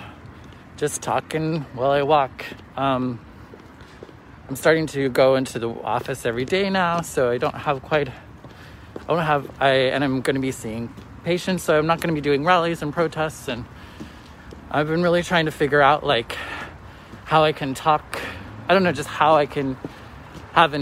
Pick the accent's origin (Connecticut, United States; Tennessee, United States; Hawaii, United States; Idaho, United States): Idaho, United States; So I grew up, I was born in Idaho, a small town in Idaho